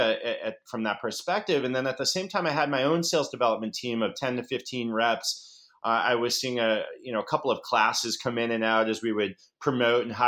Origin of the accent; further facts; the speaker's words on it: Boston, Massachusetts, United States; moved away as an adult; also born or lived in San Francisco; I'm a Boston boy born and bred.